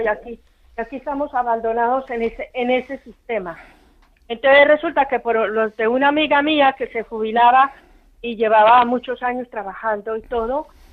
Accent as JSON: {"language": "Spanish", "country": "Colombia", "moved": "yes", "lives_now": "Spain", "said": "yo no soy de aquí, yo soy de Colombia."}